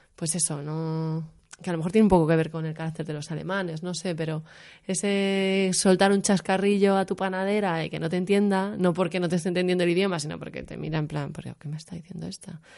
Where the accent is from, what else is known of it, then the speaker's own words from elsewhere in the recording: Madrid, Community of Madrid, Spain; moved away as an adult; now in Berlin, Germany; yo soy de Madrid